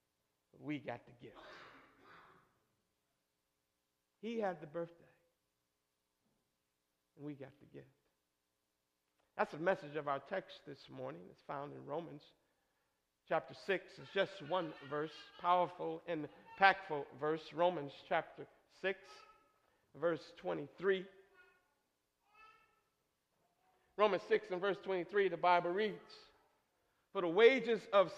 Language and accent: English; Michigan, United States; Growing up in Michigan, it snowed usually by November 13th.